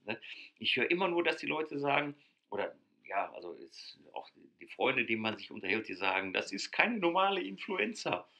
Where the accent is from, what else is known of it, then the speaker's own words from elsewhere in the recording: Ruhr area, North Rhine-Westphalia, Germany; bei uns hier im Ruhrgebiet. Ich, wir kommen aus dem Ruhrgebiet. Habt ihr wahrscheinlich schon an Sprache gehört